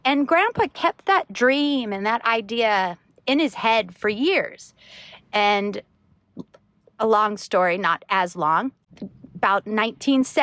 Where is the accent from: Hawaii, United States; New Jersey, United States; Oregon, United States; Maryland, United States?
Hawaii, United States; Maui; my parents have a charter company here in Hawaii